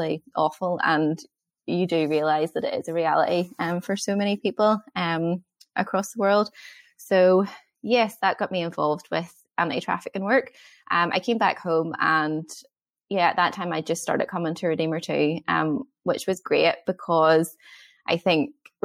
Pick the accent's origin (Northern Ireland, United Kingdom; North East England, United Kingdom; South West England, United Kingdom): Northern Ireland, United Kingdom; Ballymena; I'm from Ballymena